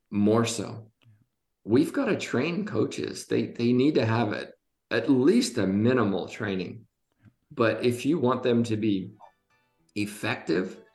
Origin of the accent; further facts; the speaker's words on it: Côte d’Ivoire; I spent a lot of time growing up in Ivory Coast.